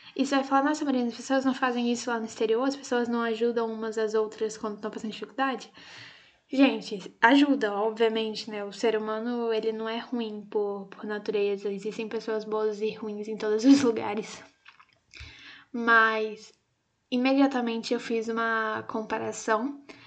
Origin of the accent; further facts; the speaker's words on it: Brazil; also born or lived in Italy; a gente não tenha que sair daqui do nosso país